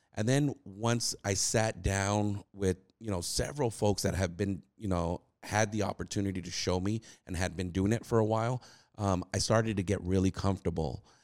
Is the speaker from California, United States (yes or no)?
yes; California, United States; moved away as an adult; now in Texas, United States; we're originally from California. Uh, we migrated over to Texas, uh, right after the pandemic hit.